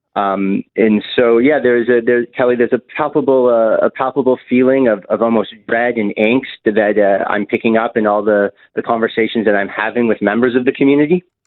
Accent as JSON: {"language": "English", "country": "Canada", "said": "as a Canadian"}